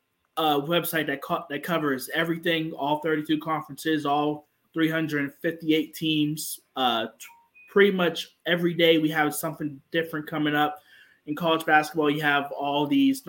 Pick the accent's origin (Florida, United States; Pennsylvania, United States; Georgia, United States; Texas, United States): Pennsylvania, United States; Pittsburgh; I was born and raised in Pittsburgh